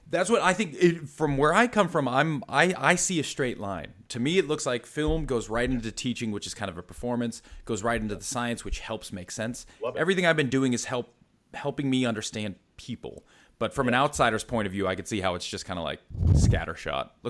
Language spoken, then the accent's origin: English; East Coast, United States; You can tell I'm stateside originally, so East Coast, then kind of moved all around.